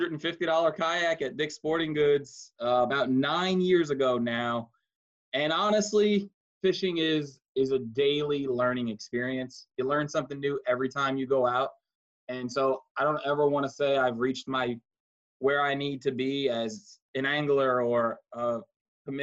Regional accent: New York City, New York, United States; moved away as an adult; I'm from New York City, so there was no, I had never been in a kayak. I grew up fishing in the ocean for bluefish and flounder and what we called fluke back home, us Yankees

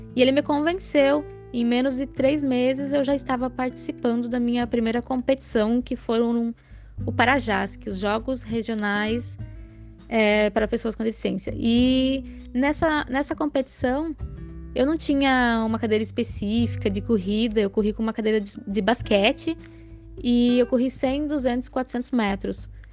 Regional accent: Santa Catarina, Brazil; moved away; desde que eu saí de Santa Catarina, deixei lá a minha família

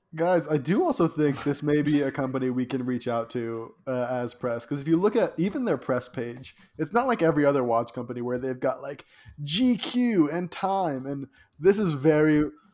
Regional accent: Colombia; I'm you know from Colombia

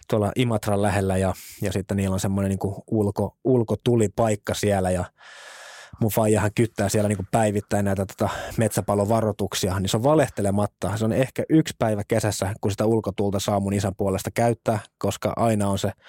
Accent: Espoo, Uusimaa, Finland; mä oon tosissaan lähtöisin Espoosta, Westendistä, edelleen vanhemmat asuu siellä – meidän lapsuuden kodissa

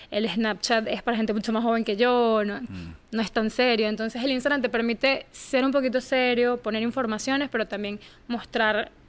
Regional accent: Venezuela; moved away as an adult; todo empezó cuando yo era corresponsal de Venevisión en mi país, en Venezuela, un canal grande de mi país.

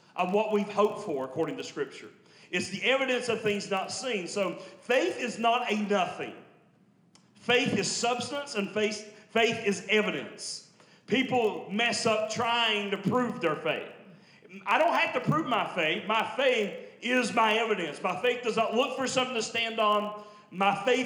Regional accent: Logan County, southern West Virginia, United States; I'm Logan County boy. So I'm southern West Virginia

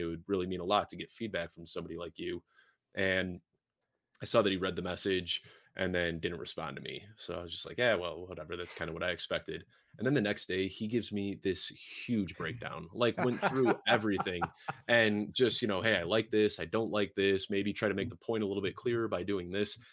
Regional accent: Chicago, Illinois, United States; somebody born and raised in Chicago

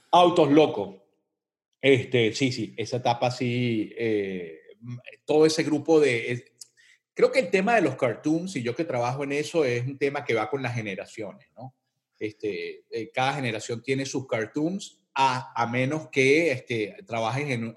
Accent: Caracas, Capital District, Venezuela; accent: Venezuelan; moved away as an adult; yo me crié en las calles de los Palos Grandes, este, eh, en Cebucán, este, después me mudé a Bellomonte, Colinas de Bellomonte

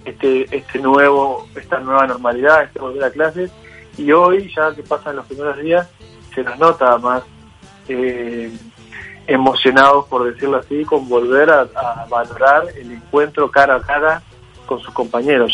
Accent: Uruguay; como uruguayos

